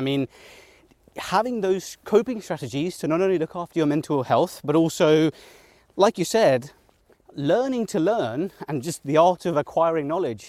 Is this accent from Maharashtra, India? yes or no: yes; Mumbai, Maharashtra, India; born there; So I was born in Mumbai, and I spent most of my childhood summers in Mumbai. I had all my family there, my cousins, etc.